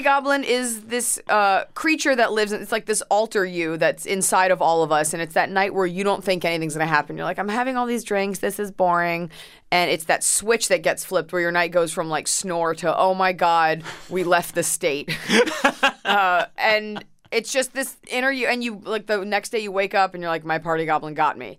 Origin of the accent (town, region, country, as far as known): Dallas, Texas, United States; born or raised there; moved away; also born or lived in Plano, Texas